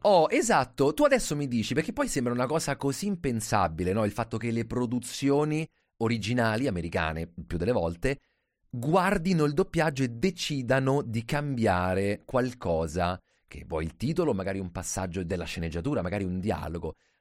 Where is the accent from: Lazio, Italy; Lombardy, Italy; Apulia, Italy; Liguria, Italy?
Lazio, Italy; Rome; da romano